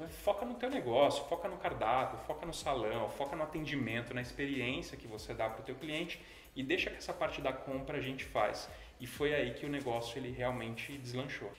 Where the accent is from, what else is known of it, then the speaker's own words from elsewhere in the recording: São Paulo, Brazil; eu sou um cara muito simples, de família classe média de São Paulo